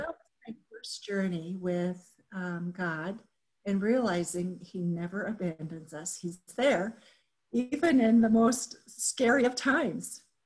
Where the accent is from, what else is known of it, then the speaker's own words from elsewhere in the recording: Japan; moved away as an adult; also born or lived in Minnesota / Texas; now in United States; I grew up in Japan, and so much of my thinking is colored by my experience of growing up in Japan